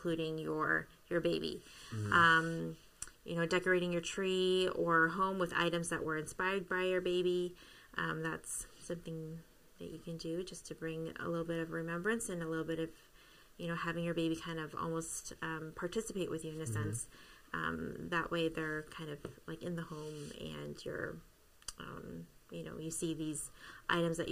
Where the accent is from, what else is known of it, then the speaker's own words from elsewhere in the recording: Canada; moved away; I am Canadian